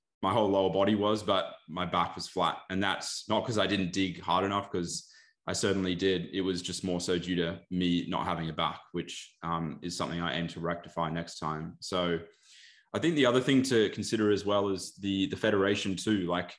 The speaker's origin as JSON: {"language": "English", "country": "Australia", "said": "as Aussie athletes, where the primary federation is ICN"}